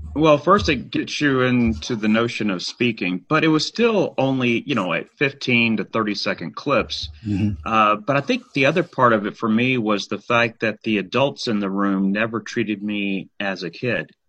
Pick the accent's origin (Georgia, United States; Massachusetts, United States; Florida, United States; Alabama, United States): Alabama, United States; Huntsville; moved away as an adult; also born or lived in Birmingham, Alabama / Decatur, Alabama / Nashville, Tennessee; there was a high school game going on in Huntsville. That's where I, I grew up